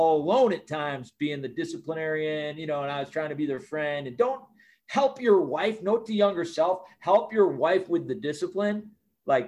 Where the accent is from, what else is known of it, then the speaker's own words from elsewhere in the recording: Highland Park, Illinois, United States; also born or lived in Chicago; I grew up in Highland Park, Illinois.